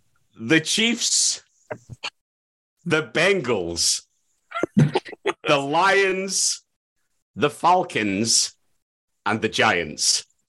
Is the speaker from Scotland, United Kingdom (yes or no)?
yes; Scotland, United Kingdom; where I come from, Midlothian. There's a tendency to drop the R.